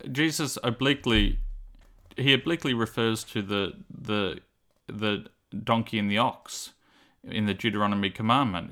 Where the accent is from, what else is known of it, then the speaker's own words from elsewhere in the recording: Cooranbong, New South Wales, Australia; growing up in Avondale College Church